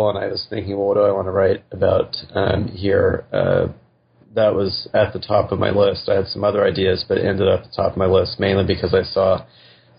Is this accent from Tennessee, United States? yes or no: no; West Texas, United States; moved away as an adult; also born or lived in Hanover, New Hampshire / Arizona / Western Massachusetts; now in Omaha, United States; I grew up in West Texas in the Panhandle